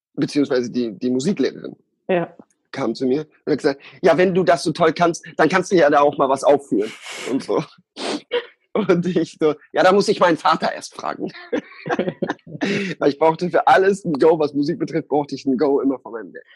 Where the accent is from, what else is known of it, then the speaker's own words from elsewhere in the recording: Osnabrück, Lower Saxony, Germany; da, wo ich aufgewachsen bin, ähm, war in Hollage, Osnabrück.